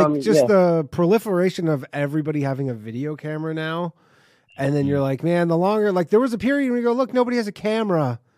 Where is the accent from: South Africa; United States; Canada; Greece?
Canada; I'm from Canada.